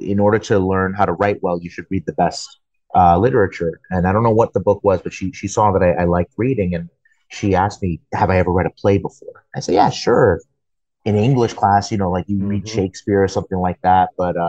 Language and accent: English; Queens, New York, United States; born there; also born or lived in Florida; now in Texas, United States; I was born originally in Queens, New York, but I've lived in Texas since 2007.